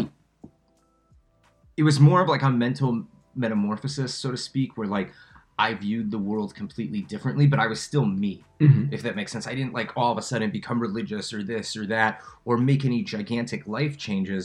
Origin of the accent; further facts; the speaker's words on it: Cincinnati, Ohio, United States; moved away as an adult; also born or lived in Chicago; now in Israel; I grew up in Cincinnati, Ohio. Whole family's from Chicago